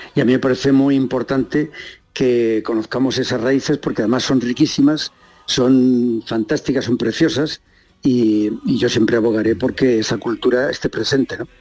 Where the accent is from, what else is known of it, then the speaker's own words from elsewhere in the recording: Barajas de Melo, Castilla-La Mancha, Spain; Yo estoy viviendo en mi pueblo, en Barajas de Melo, de la provincia de Cuenca.